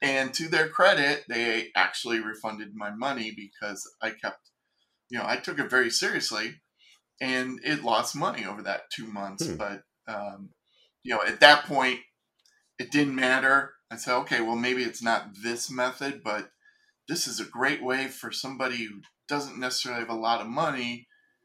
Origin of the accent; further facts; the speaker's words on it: Ohio, United States; moved away as an adult; also born or lived in California; I was from Ohio, and I moved out to California